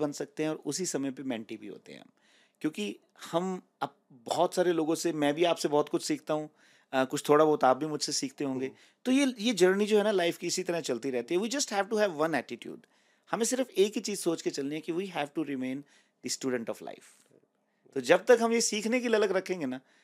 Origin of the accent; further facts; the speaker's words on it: Rohtak, Haryana, India; moved away as an adult; now in Canada; मैं बेसिकली रोहतक से बिलोंग करता हूँ it's an it's city in Haryana